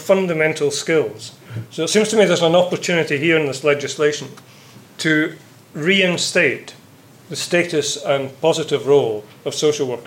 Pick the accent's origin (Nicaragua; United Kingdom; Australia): United Kingdom; Scotland; being Scottish